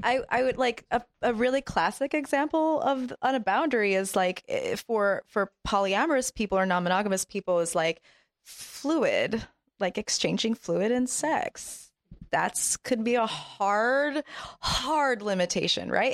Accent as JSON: {"language": "English", "country": "Japan", "tie": "born or raised there", "moved": "yes", "said": "I grew up in Japan"}